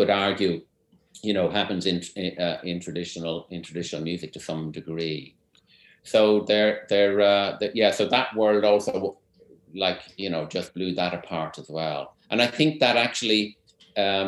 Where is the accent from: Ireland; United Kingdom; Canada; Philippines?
Ireland; Dublin, Leinster; moved away as an adult; also born or lived in Cork / California; I'm from Dublin. I went to Cork in 1986 to study music, and then apart from 2 years in California, I remained there until just a few years ago